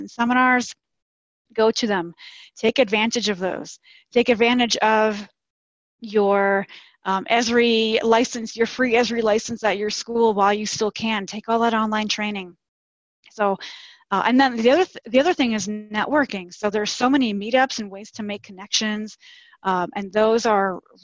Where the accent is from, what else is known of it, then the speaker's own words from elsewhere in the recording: New York City, New York, United States; I grew up in Staten Island, and I went to Cornell